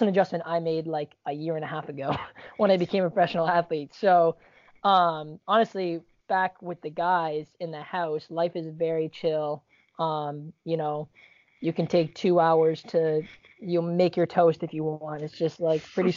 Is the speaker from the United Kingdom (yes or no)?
no; Canada; also born or lived in Virginia; now in United States; I'm Canadian, living in the U.S.